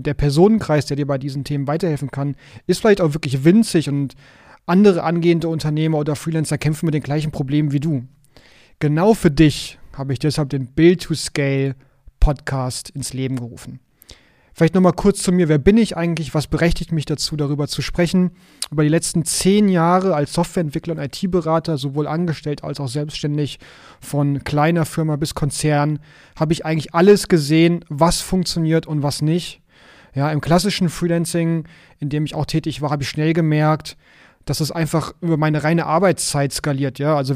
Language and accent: German; Hamburg, Germany; ich komme aus Hamburg